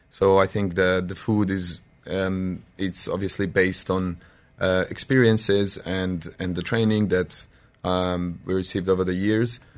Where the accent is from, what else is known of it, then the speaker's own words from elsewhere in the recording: Serbia; English is a second language; I'm from Serbia.